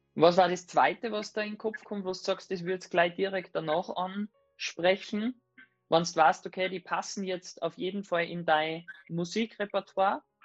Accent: Salzburg, Austria; eine Panzerhalle bei uns in Salzburg

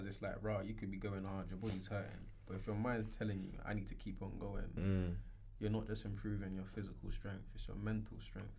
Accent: London, United Kingdom; Growing up in London.

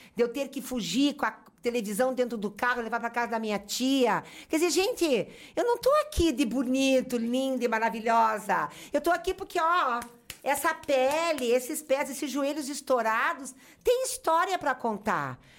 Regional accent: Curitiba, Paraná, Brazil; moved away as an adult; now in Caxias do Sul, Brazil; Sou de Curitiba, para quem não sabe, fui parar na Serra Gaúcha

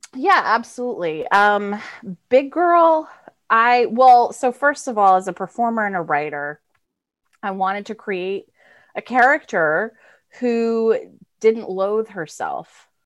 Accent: Florida, United States; moved away as an adult; also born or lived in Massachusetts; now in New York, United States; I'm from Florida originally

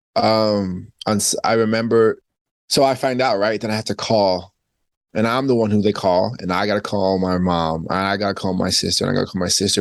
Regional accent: Spring Valley, New York, United States; also born or lived in Queens, New York; I'm from Spring Valley, Rockland County. I was born in Queens.

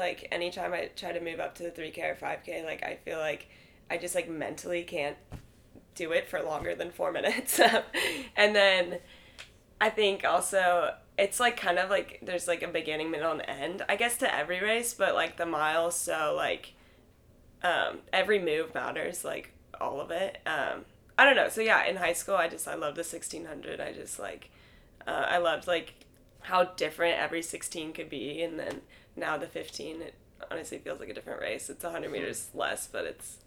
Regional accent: Santa Cruz, California, United States; moved away as an adult; also born or lived in Oregon / Arkansas; I'm from Santa Cruz, California

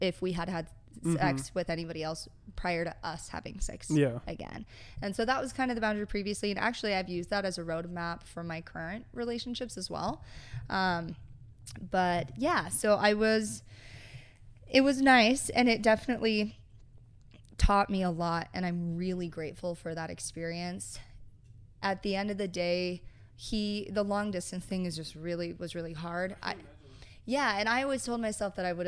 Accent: Utah, United States; also born or lived in California / Salt Lake City, Utah; I'm from Utah, born in California, but raised here pretty much the whole time. And yeah, grew up mostly in Utah County

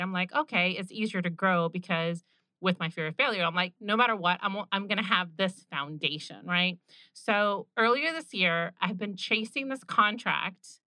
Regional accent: Orlando, Florida, United States; I grew up going in Orlando to Bay Hill

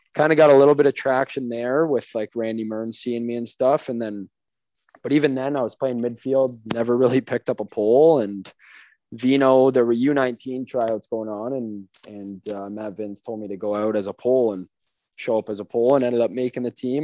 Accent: St. Catharines, Ontario, Canada; also born or lived in Thorold; moved around a little bit. First, I was St. Catharines, then Thorold, then back to St. Kitts. So I just go with Thorold though

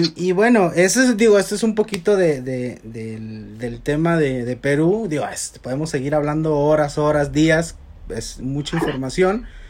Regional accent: Mexico; Siento yo como mexicano

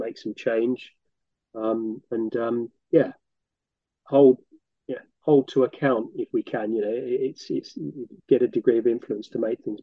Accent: Northampton, East Midlands, United Kingdom; also born or lived in France; I attended various schools in Northampton. So I was brought up in Northampton

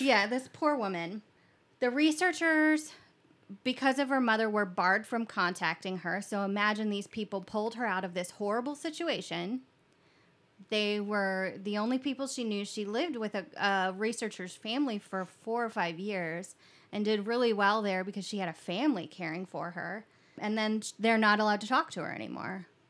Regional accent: Kentucky, United States; I was born in Kentucky

